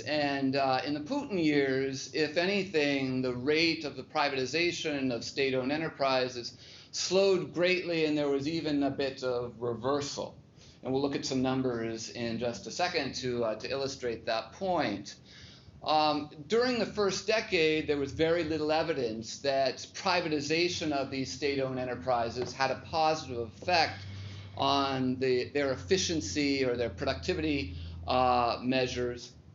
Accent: Seattle, Washington, United States; moved away; I grew up in Seattle, went to uh, Bellevue High School

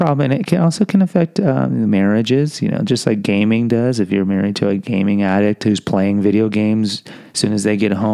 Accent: Houston, Texas, United States; I am from Houston

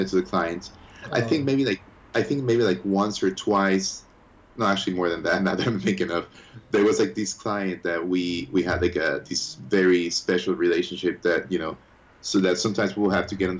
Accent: Ecuador; moved away as an adult; also born or lived in United States; now in Florida, United States; when I was three, we moved back to Ecuador, and I was raised in Ecuador

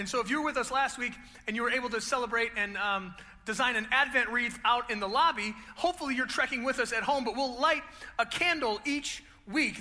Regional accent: Grosse Pointe, Michigan, United States; I grew up over on the east side, I grew up in Grosse Pointe

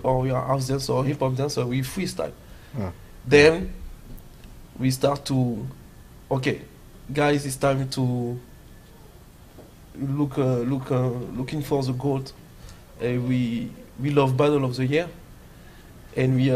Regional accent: Paris, Île-de-France, France; also born or lived in Belgium; from Paris, but I'm born in Belgium. I grew up in Paris in a neighborhood name is Noisy-le-Grand, Torcy.

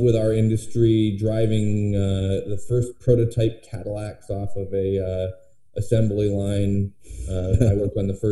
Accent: Vermont, United States; moved away as an adult; I grew up in Vermont. My whole family's here. And in 2014, we decided to move back

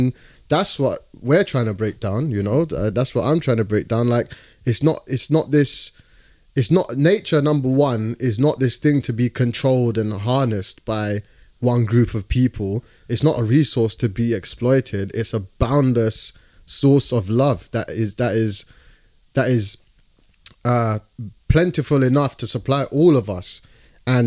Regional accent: London, United Kingdom; where I grew up in London, in East London, was like, it's the birthplace of, you know, like grime music.

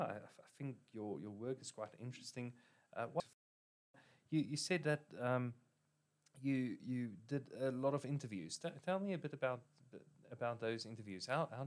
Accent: South Africa; We as South Africans

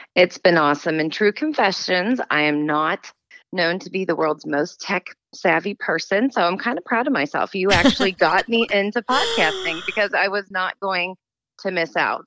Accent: St. Louis, Missouri, United States; moved away as an adult; grew up in St. Louis

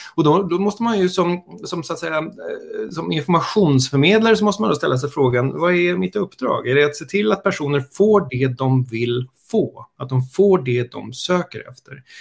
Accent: Stockholm, Stockholm County, Sweden; also born or lived in United States; jag är stockholmare, eh, kan man väl börja med. Jag har bott i Stockholm hela mitt liv, förutom när jag bodde i USA en kort sväng

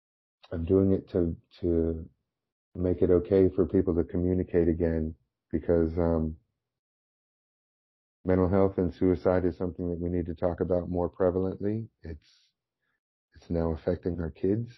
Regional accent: right outside of Orange County, California, United States; my hometown, which is right outside of Orange County, California

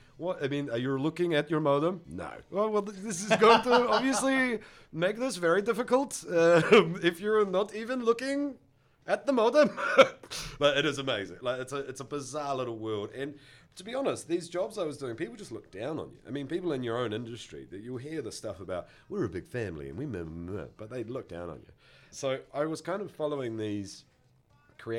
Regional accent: Auckland, New Zealand; I grew up here in central Auckland

